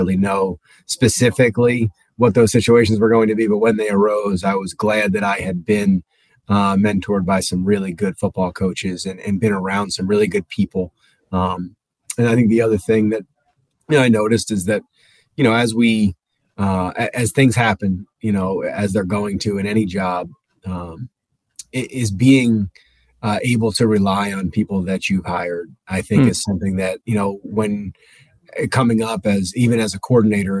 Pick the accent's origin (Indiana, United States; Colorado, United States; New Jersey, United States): New Jersey, United States; now in Delaware, United States; I grew up in Jersey, so I grew up with an affinity to the Jersey Shore as well